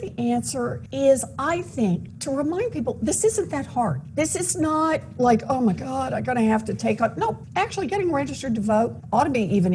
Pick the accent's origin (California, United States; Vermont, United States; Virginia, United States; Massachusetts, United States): Massachusetts, United States; I'm from Massachusetts